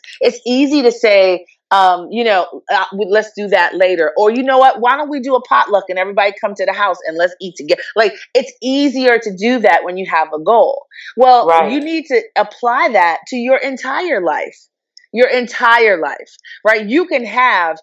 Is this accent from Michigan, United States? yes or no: no; New York City, New York, United States; moved away as an adult; also born or lived in Jamaica / Abilene, Texas; I am from originally born in Jamaica, but grew up in New York City